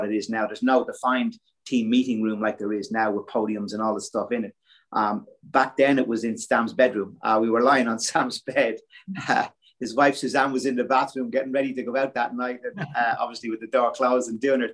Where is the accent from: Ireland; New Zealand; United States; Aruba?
Ireland; growing up in Ireland